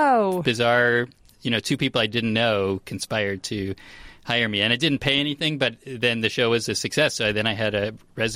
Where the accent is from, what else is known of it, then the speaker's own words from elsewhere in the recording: East Coast, United States; moved away as an adult; I grew up on the East Coast